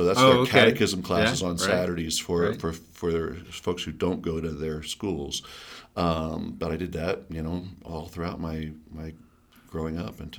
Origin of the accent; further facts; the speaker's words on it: East Coast, United States; now in Colorado, United States; Yeah, so I love Colorado. I'm from the East Coast, but I'm so glad I found Colorado.